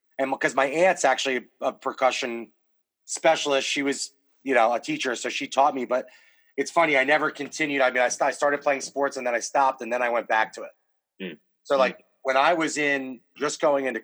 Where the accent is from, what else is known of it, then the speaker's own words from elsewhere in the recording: Folsom, Pennsylvania, United States; moved away; also born or lived in Ridley, Pennsylvania; where I grew up in Folsom, Pennsylvania, store number one, the first Wawa ever exists in Folsom, PA.